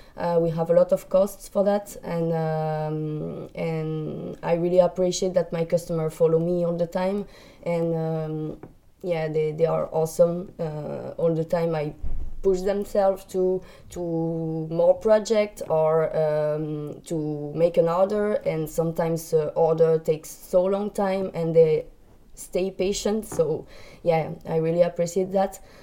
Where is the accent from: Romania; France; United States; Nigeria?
France; English is a second language; I come from France.